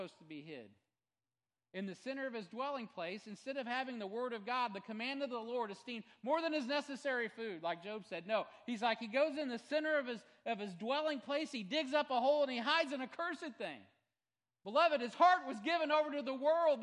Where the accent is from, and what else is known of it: United States